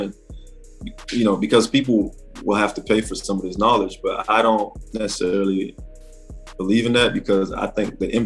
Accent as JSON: {"language": "English", "town": "Miami", "region": "Florida", "country": "United States", "also_born_or_lived": "Atlanta, Georgia", "moved": "as an adult", "said": "I'm from Miami"}